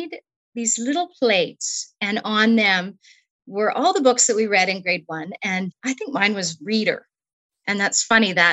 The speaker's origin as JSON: {"language": "English", "town": "Newdale", "region": "Manitoba", "country": "Canada", "tie": "born or raised there", "also_born_or_lived": "Brandon, Manitoba", "said": "I grew up in Newdale, Manitoba, and went to school in the nearby community of Strathclair."}